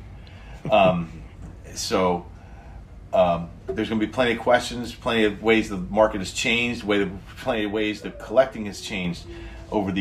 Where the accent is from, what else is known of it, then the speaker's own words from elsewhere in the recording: Reading, Pennsylvania, United States; I grew up in Reading, just like you guys. I grew up Northeast Reading